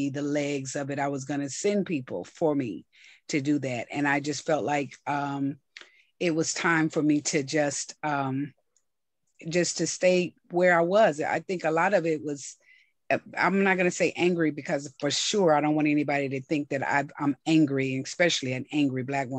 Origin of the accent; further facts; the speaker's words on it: McComb, Mississippi, United States; I was born in a small town called Macomb, Mississippi, a population right now about 13,000.